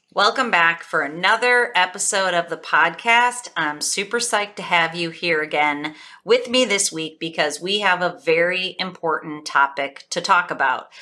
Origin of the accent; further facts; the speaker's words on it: Buffalo, New York, United States; I'm from Buffalo, New York.